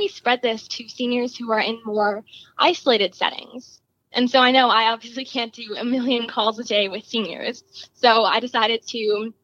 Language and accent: English; Chicago, Illinois, United States; I'm from Chicago, Illinois.